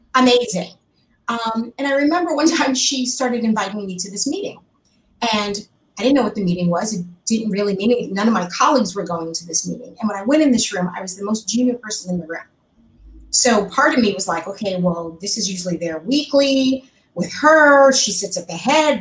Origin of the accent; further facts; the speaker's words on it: New York, United States; moved away as an adult; now in Los Angeles, United States; I, am a New Yorker, I lived in, grew up in New York my life